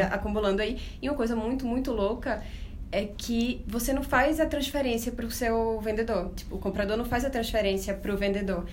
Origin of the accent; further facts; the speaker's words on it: Recife, Pernambuco, Brazil; accent: nordestino; moved away as an adult; now in Buenos Aires, Argentina; eu sou recifense, vocês vão notar pelo sotaque também